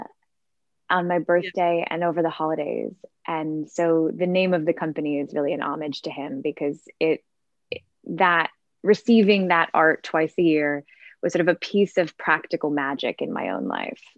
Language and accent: English; suburbs of Chicago, Illinois, United States; also born or lived in Milwaukee, Wisconsin; I grew up in Milwaukee, Wisconsin. Well, I was there till I was four, and then moved to um, the suburbs of Chicago.